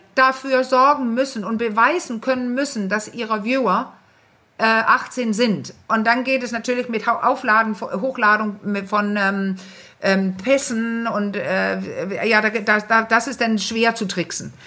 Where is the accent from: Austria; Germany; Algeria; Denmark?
Denmark; ich bin ja Dänin